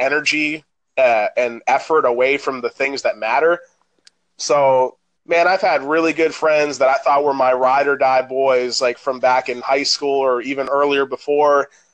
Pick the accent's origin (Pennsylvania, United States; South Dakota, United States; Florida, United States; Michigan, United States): Florida, United States; Orlando; Me and my stepbrother shared a room at the time growing up in Orlando